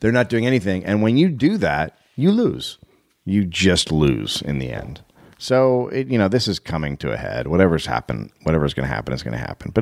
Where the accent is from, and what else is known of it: United States